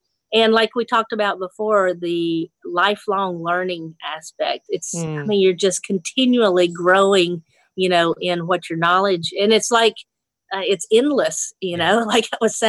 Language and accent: English; Nashville, Tennessee, United States; And I said, yeah, I'm from Nashville.